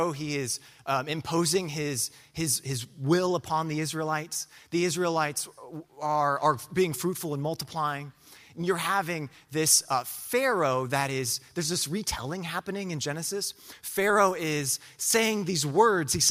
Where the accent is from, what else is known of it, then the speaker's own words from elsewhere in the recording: California, United States; now in Louisiana, United States; Okay, so I, am not from Louisiana. Uh, i moved here from all over the place, but I'm technically from California.